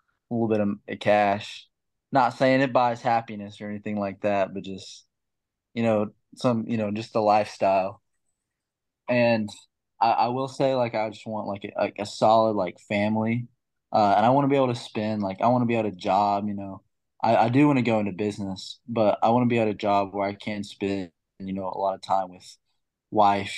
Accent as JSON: {"language": "English", "town": "Fayetteville", "region": "Arkansas", "country": "United States", "tie": "born or raised there"}